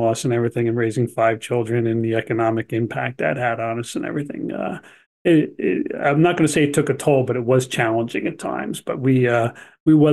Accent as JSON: {"language": "English", "region": "New Jersey", "country": "United States", "tie": "born or raised there", "also_born_or_lived": "Albuquerque, New Mexico", "said": "I was born in New Jersey originally and grew up there. I also did go to grammar school in Albuquerque, New Mexico, and then back to New Jersey again to finish up grade school and then back into high school"}